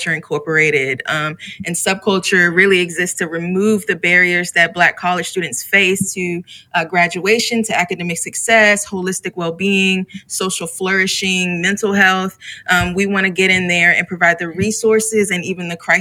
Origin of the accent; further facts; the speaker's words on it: Chesapeake, Virginia, United States; also born or lived in Midwest / the South; now in Richmond, United States; I grew up about 2 hours from here in Chesapeake, Virginia.